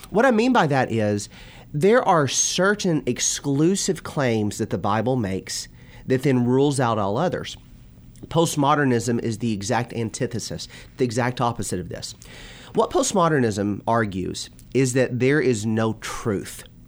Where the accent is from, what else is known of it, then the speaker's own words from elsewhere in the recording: Bowling Green, Kentucky, United States; moved away as an adult; also born or lived in Florida / Purdue University, Indiana; now in Louisville, United States; I grew up in Bowling Green and born and raised in Bowling Green.